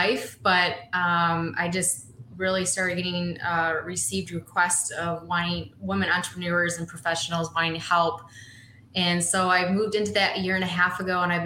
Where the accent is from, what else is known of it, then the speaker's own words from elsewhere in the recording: Holland, Michigan, United States; I'm born and raised in Holland, Michigan. I've lived here my whole life.